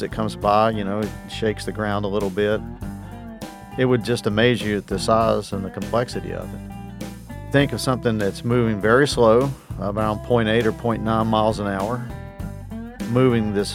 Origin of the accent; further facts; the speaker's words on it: West Virginia, United States; moved away as an adult; now in Florida, United States; I grew up in West Virginia, a farm boy